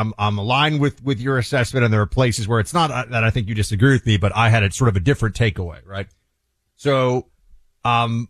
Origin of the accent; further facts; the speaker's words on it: New York City, New York, United States; I grew up in New York City